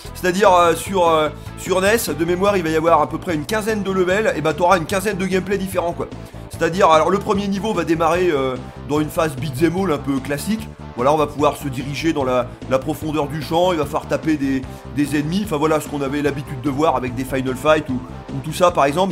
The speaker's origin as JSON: {"language": "French", "country": "France", "moved": "yes", "lives_now": "Tunisia", "said": "je suis français mais j'habite en Tunisie"}